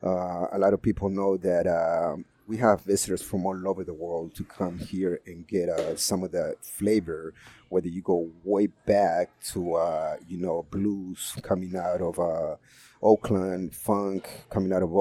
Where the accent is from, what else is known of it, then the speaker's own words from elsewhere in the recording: Peru; now in San Francisco, United States; I'm originally from South America, Peru